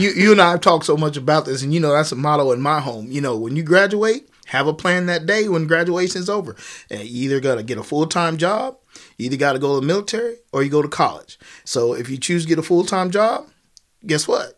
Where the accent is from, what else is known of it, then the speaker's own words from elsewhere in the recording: Kansas, United States; I'm, I'm from Kansas